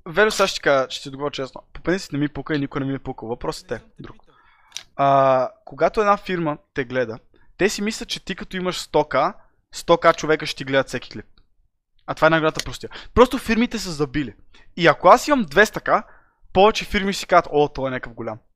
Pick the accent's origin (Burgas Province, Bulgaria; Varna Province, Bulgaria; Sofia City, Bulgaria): Varna Province, Bulgaria; Varna; Аз съм от Варна